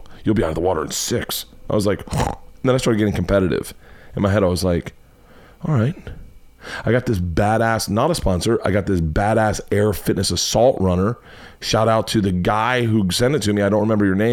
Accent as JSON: {"language": "English", "region": "Florida", "country": "United States", "tie": "born or raised there", "said": "growing up in Florida, you were always on a swim team"}